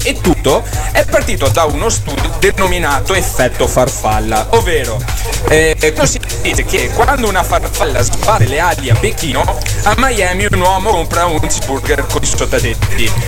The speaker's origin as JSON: {"language": "Italian", "region": "Veneto", "country": "Italy", "accent": "Venetian", "said": "il mio accento particolarmente veneto, ecco. Però eh, cosa bisogna fare? Sono veneto"}